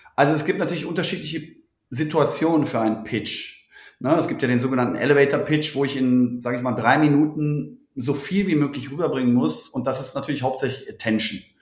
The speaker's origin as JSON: {"language": "German", "town": "Cologne", "region": "North Rhine-Westphalia", "country": "Germany", "said": "Kölsche Jung"}